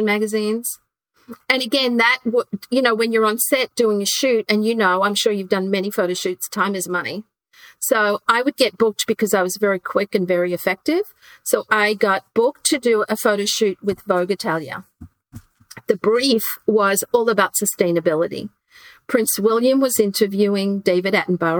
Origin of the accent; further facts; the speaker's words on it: Queensland, Australia; moved away; I grew up in Queensland, Australia